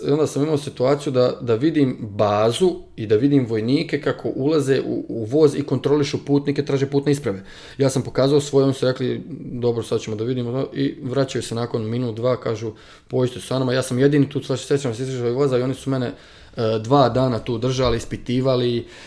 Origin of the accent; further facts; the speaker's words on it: Novi Grad, Republika Srpska, Bosnia & Herzegovina; moved away as an adult; now in China; u mom rodnom gradu sam završio fakultet